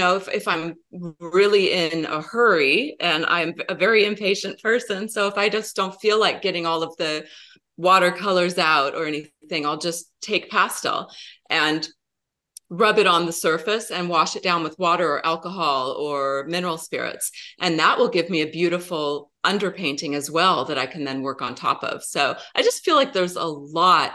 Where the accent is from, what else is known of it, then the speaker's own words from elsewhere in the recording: United States; moved away as an adult; also born or lived in Seattle; we moved down from Seattle to the Portland area. This is my home where I grew up